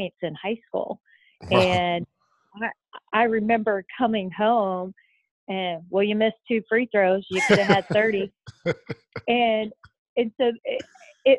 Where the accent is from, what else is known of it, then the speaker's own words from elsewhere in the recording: Richmond, Indiana, United States; moved away as an adult; I am from Richmond, Indiana, and I would say I'm your typical kid that grew up in Indiana